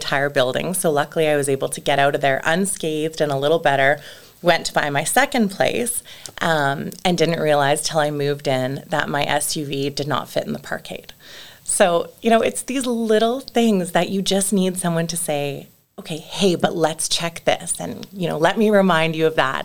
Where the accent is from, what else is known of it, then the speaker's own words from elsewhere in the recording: Calgary, Alberta, Canada; being born and raised in Calgary